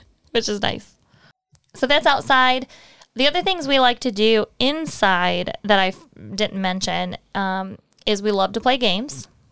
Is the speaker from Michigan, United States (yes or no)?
yes; Michigan, United States; moved away; also born or lived in Texas; I'm from Michigan